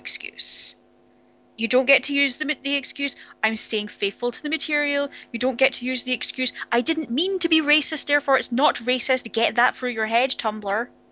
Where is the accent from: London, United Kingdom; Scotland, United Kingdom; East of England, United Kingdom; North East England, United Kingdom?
Scotland, United Kingdom; accent: Scottish; now in Edinburgh, United Kingdom